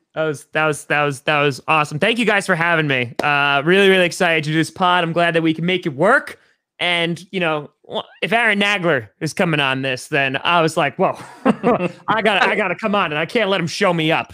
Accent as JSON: {"language": "English", "region": "New York", "country": "United States", "tie": "born or raised there", "said": "I grew up in New York."}